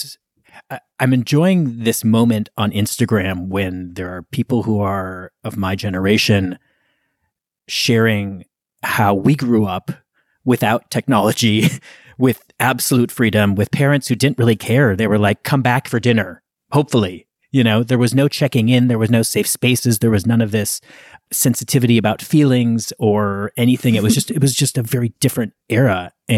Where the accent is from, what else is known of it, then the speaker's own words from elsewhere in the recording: Minneapolis, Minnesota, United States; now in Beacon, United States; I grew up in Minneapolis. I have enormous affection for the city, and I loved growing up there.